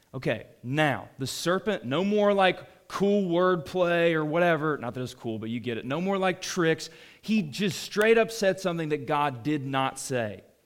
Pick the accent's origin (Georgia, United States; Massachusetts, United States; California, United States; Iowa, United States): Georgia, United States; Atlanta; I grew up in Atlanta